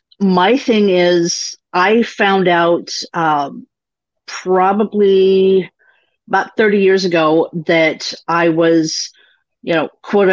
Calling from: Bellevue, Washington, United States; Bellevue, Washington, Pacific Northwest.

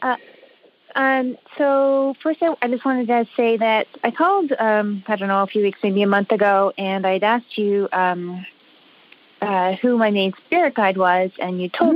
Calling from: Canada; I'm calling from Canada

